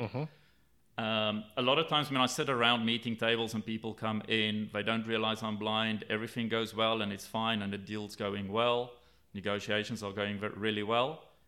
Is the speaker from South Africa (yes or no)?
yes; South Africa; I grew up in South Africa